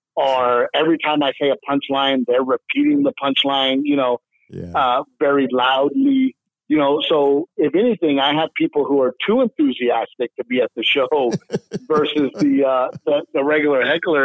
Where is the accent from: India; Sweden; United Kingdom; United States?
United States; Portland, Texas; I grew up in a little town called Gregory, Portland, Texas, right by the Gulf Coast, near Corpus Christi, Texas